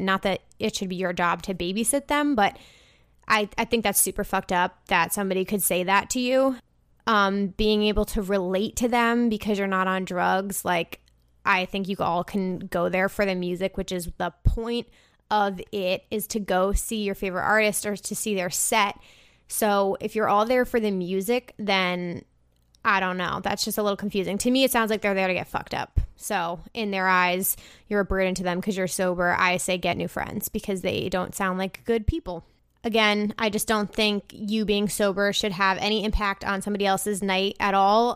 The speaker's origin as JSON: {"language": "English", "country": "United States", "tie": "born or raised there", "lives_now": "Brooklyn, United States", "said": "It's near my hometown"}